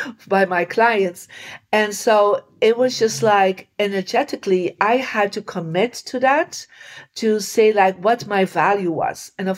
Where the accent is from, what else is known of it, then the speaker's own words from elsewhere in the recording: Belgium; moved away; I come from Belgium